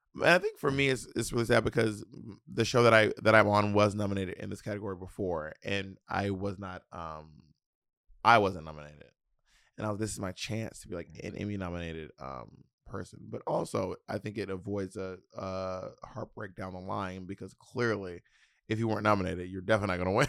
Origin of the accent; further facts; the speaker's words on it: the South, Southern United States, United States; accent: Southern twang; I have a little bit of a Southern twang